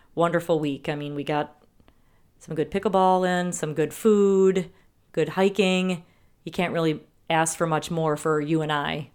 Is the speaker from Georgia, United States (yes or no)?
no; Wisconsin, United States; accent: Wisconsin; We apparently have a accent in Wisconsin